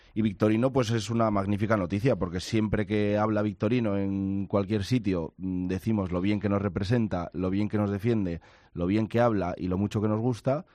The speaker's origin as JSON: {"language": "Spanish", "town": "Burgos", "region": "Castile and León", "country": "Spain"}